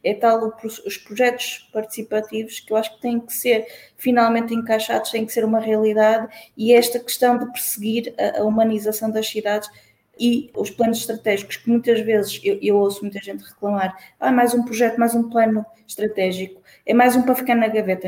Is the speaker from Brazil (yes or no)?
no; Santa Maria da Feira, Aveiro District, Portugal; a minha autarquia, de onde eu, de onde eu venho, Santa Maria da Feira